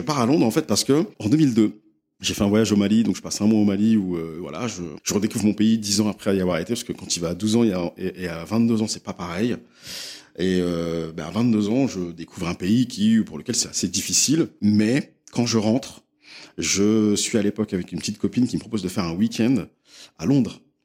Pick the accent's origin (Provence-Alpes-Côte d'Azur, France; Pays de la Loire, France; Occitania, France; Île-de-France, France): Île-de-France, France; Les Mureaux; also born or lived in London; j'ai grandi euh, dans une ville qui s'appelle Les Mureaux, où j'ai passé euh, une bonne partie de mon enfance